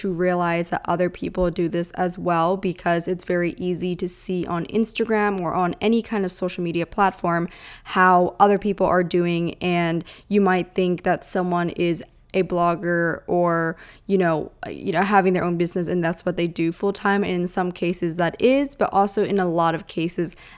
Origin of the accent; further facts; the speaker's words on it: Lancaster County, Pennsylvania, United States; Lancaster, my hometown, or I should rather say home county, because I'm not in the heart of Lancaster